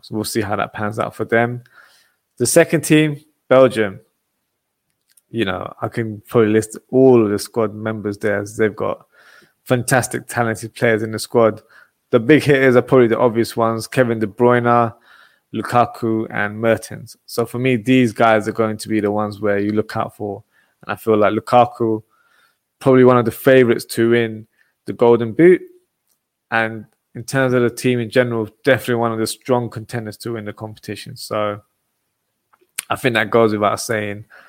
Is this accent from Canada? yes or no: no; England, United Kingdom; my home country, England.